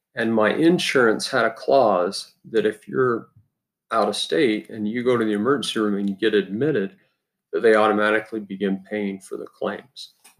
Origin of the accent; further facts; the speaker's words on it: Utah, United States; I grew up in Utah.